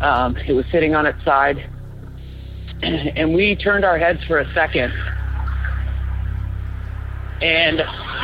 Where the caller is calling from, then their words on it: Portland, Oregon, United States; I'm calling from Portland, Oregon.